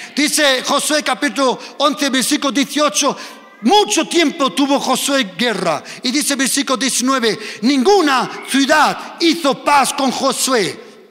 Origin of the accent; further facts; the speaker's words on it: Germany; also born or lived in Spain; yo soy español, pero me he crecido en Alemania